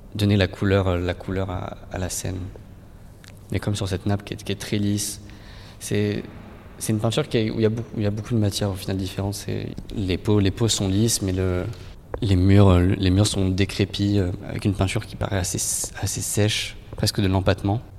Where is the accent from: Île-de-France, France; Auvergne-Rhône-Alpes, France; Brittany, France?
Île-de-France, France; proches de là où je peins, de là où j'ai grandi